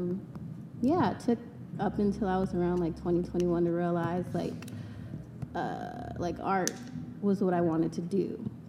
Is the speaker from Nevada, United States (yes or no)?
yes; Las Vegas, Nevada, United States; also born or lived in Long Beach, California / Japan; I was raised in Vegas, born in Long Beach